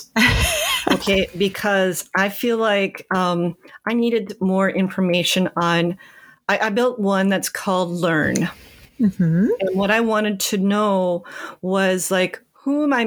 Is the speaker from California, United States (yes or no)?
no; Rochester, Minnesota, United States; I grew up in Rochester, Minnesota